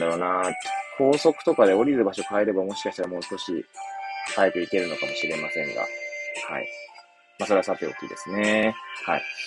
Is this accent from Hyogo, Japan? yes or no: no; Hachioji, Tokyo, Japan; moved away as an adult; now in Kamaishi, Japan; 私の生まれ育ったその八王子